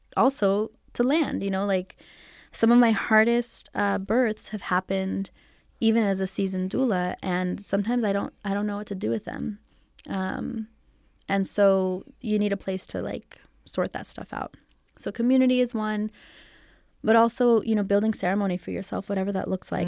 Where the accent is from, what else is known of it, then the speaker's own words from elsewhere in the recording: Santa Cruz Mountains, California, United States; I actually was raised here in California in the Santa Cruz Mountains.